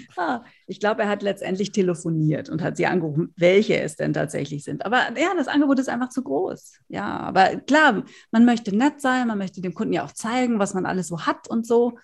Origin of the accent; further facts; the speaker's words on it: North Rhine-Westphalia, Germany; now in Berlin, Germany; da, wo ich herkomme, in Westfalen schon.